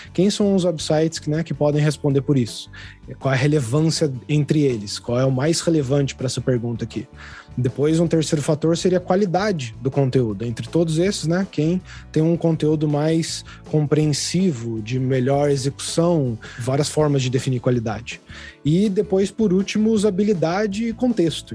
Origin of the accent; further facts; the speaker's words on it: São José dos Campos, São Paulo, Brazil; moved away as an adult; eu saí de São José dos Campos, que é a minha cidade natal, e fui para São Paulo mesmo, capital